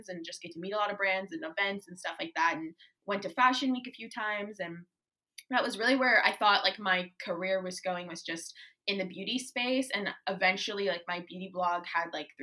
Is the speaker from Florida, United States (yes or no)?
yes; Tampa, Florida, United States; also born or lived in Maine; I was born here in Tampa, but I kind of grew up mainly here, but I grew up also in Maine a little bit.